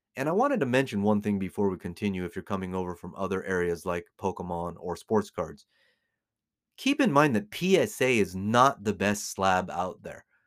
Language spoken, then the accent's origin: English; United States; now in Las Vegas, United States; born and raised in America